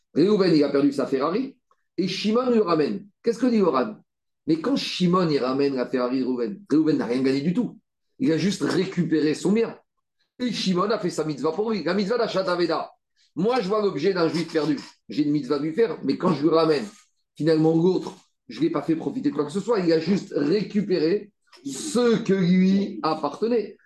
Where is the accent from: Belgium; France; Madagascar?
France; on est français